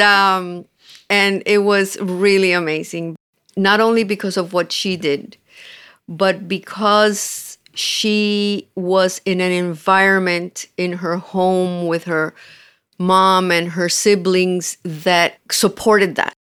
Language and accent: English; Cuba; moved away; we're Cuban